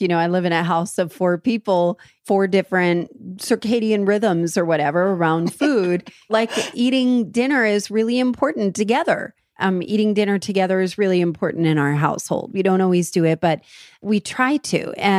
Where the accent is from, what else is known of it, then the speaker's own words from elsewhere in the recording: New Jersey, United States; And it's very okay. I'm from New Jersey.